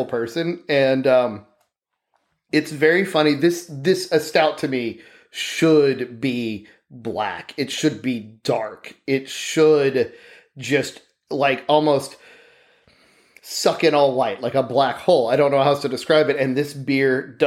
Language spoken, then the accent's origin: English; Arkansas, United States; also born or lived in Texas; I'm pretty much from around Texas. I'm from Arkansas.